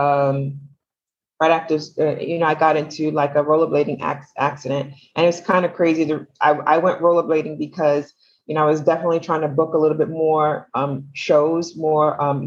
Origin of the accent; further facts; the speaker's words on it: New York City, New York, United States; I am from Brooklyn.